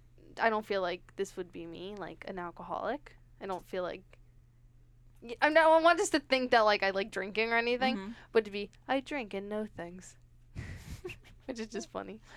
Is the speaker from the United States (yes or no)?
yes; New York City, New York, United States; cause we're both from Brooklyn.